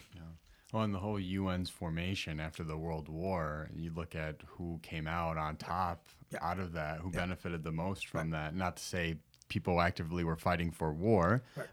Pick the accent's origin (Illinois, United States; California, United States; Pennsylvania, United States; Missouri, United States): Illinois, United States; Chicago; growing up on Paseo Boricua, we have a lot of imagery of Lolita